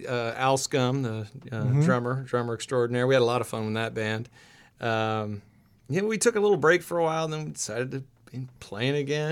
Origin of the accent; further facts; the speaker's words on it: Ohio, United States; now in Chicago, United States; I'm from Ohio.